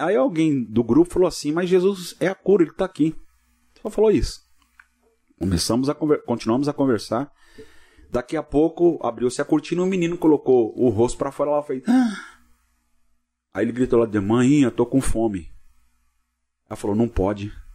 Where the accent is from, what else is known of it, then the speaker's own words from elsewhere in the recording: Cubatão, São Paulo, Brazil; also born or lived in São Bernardo do Campo; eu sou da cidade de Cubatão, que é próximo a Santos